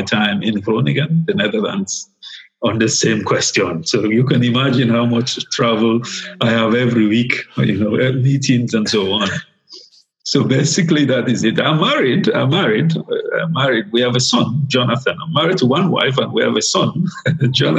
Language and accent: English; Sierra Leone; I was born in Sierra Leone in West Africa. Somewhere in the 70s, and grew up there